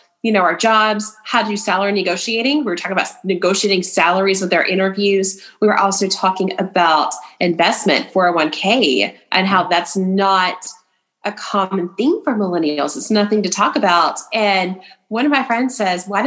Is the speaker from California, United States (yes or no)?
no; East Tennessee, United States; also born or lived in Bristol, Tennessee / Johnson City, Tennessee / Kingsport, Tennessee; I'm originally from East Tennessee. So I grew up in, actually lived in all three of the Tri-Cities, Bristol, Johnson City, Kingsport